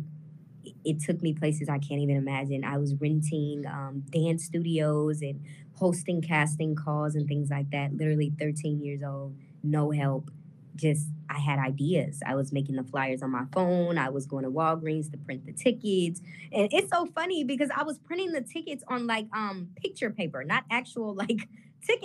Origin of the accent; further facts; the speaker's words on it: St. Louis, Missouri, United States; now in Los Angeles, United States; I was born and raised in St. Louis my whole life, Berkeley to be exact